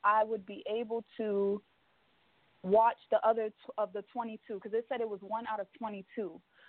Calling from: New York City, New York, United States; I'm actually calling from Brooklyn, but the number is definitely a DC number.

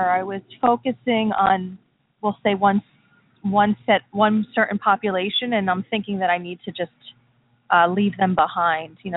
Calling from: New Jersey, United States; From New Jersey.

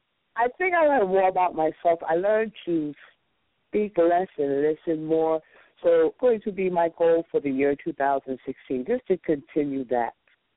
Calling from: New Jersey, United States

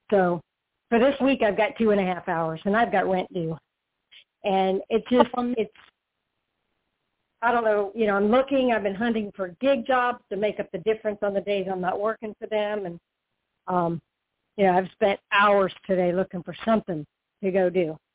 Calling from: Florida, United States; Hi, Toni. I'm calling from Florida.

